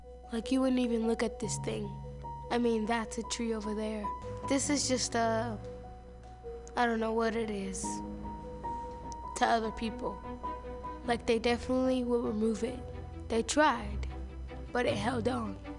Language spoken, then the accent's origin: English; Oakland, California, United States; I'm from Oakland, California